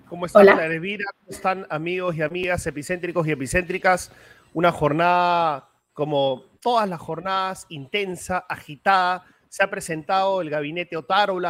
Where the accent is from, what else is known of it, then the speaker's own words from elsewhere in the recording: Peru; yo sí me siento herido como peruano